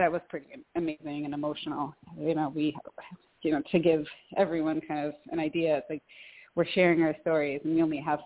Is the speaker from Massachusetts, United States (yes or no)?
yes; Western Massachusetts, United States; now in Troy, United States; I live in Troy, New York, and I'm originally from Western Massachusetts